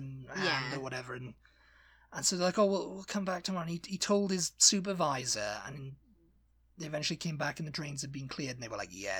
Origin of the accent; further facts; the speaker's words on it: Shipley, Yorkshire and the Humber, United Kingdom; Because I'm not a Geordie. I'm from Shipley. I'm from Yorkshire.